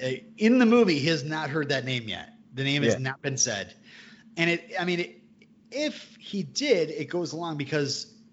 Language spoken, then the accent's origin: English; United States; as an American